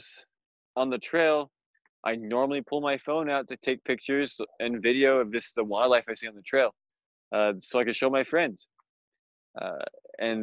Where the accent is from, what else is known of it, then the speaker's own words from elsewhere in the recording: Orem, Utah, United States; I'm from Provo, from Orem, Utah.